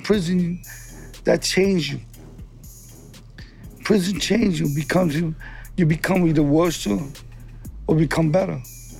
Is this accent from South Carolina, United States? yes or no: no; New York City, New York, United States; I'm from the Lower East Side.